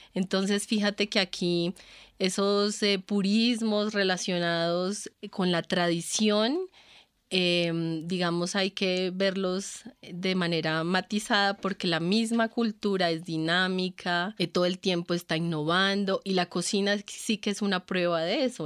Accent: Colombia; lo que somos como colombianos

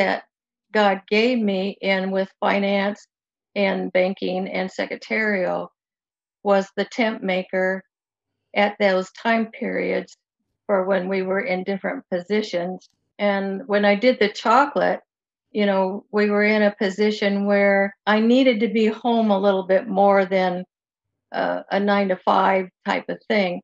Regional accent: Moline, Illinois, United States; I was raised in Moline, Illinois, was where I live right now

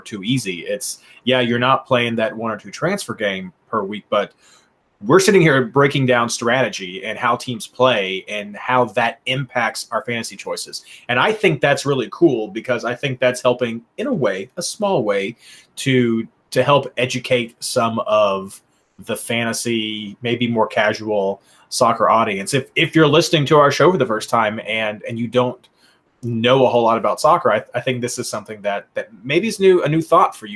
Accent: Kentucky, United States; I'm from Kentucky

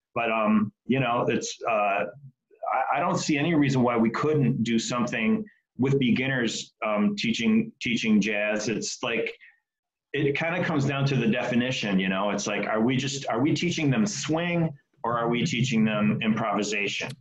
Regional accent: Detroit, Michigan, United States; I grew up in Detroit

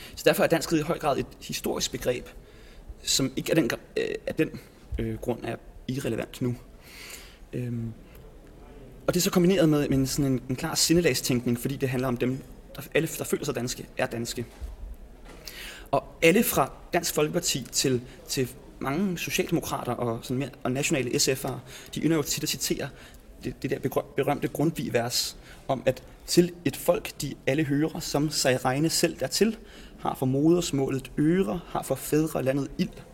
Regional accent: Copenhagen's western suburbs, Capital Region of Denmark, Denmark; Københavns Vestegn, hvor jeg er vokset op

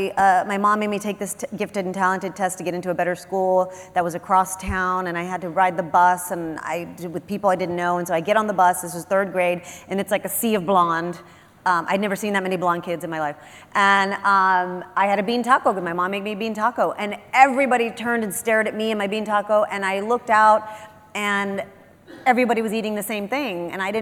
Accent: Texas, United States; I'm Texan. I'm a Texican. Because I'm Mexican-American. I'm ninth generation Mexican-American. My family came to New Spain in 1603. We are on the same land as that Spanish land grant today.

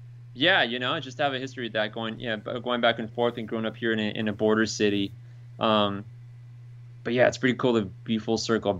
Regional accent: El Centro, California, United States; also born or lived in Calexico, California / Mexicali, Mexico; I was born in El Centro, California, at the regional hospital here. And but I mean, most of my family lived in Mexico.

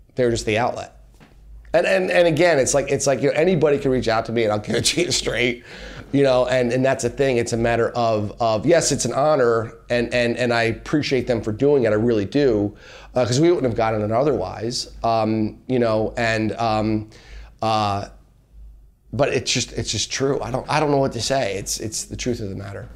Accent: Allentown, Pennsylvania, United States; I'm from Allentown, P

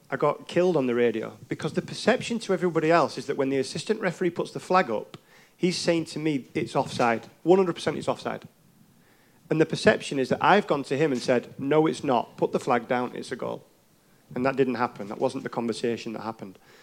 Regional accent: England, United Kingdom; as an English referee

